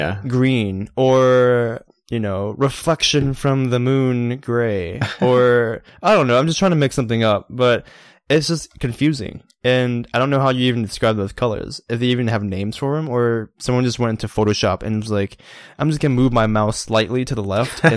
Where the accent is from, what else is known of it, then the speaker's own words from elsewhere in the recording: Georgia, United States; We're both from Georgia, but it's funny how accents can change one part of the state versus the other part of the state.